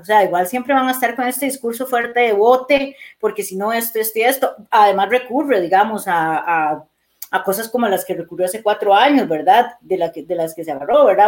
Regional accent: Costa Rica; Yo soy orgullosa, tica

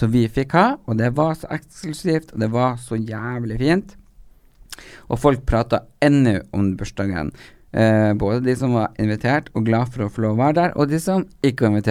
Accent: Hadeland, Innlandet, Norway; Jeg har sjøl vokst opp på Hadeland, og blir enda mer glad i hjemstedet mitt når den også kommer ut som LHBT-støttende.

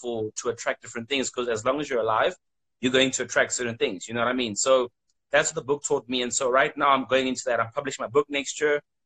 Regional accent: South Africa; I'm from South Africa

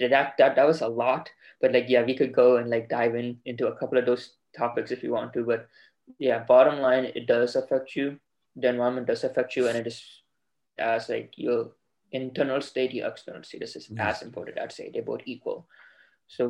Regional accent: Dallas, Texas, United States; so I'm from Texas, Dallas, Texas. I could have gone to a Texas university and stayed in state.

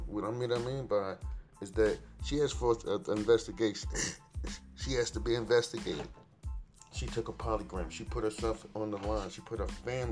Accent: Trenton, New Jersey, United States; moved away; my hometown, my home, Trenton, New Jersey

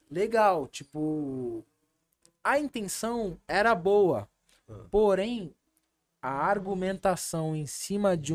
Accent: Brazil; Eu sou brasileiro. Sim. Eu moro no Brasil

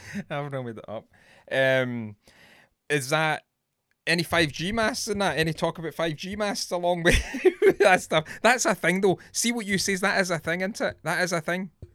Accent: Scotland, United Kingdom; I'm Scottish

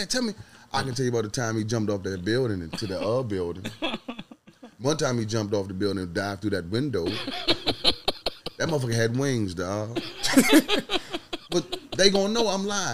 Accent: Carolina, United States; my hometown, Carolina.

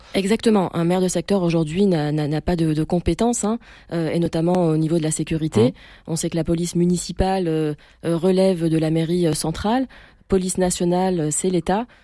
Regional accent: Marseille, Provence-Alpes-Côte d'Azur, France; je suis née à Marseille, je suis Marseillaise

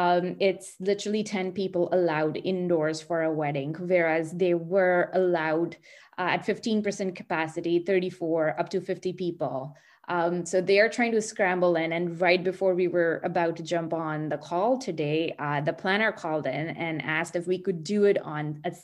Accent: India; now in Burlington, Canada; And I came here from India. That's my home country about 20 years ago. And I came with my parents, got settled here

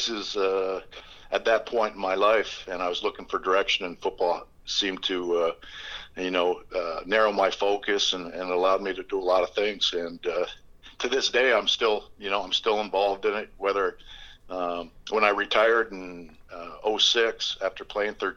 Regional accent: Essex, Ontario, Canada; moved away as an adult; growing up in Essex.

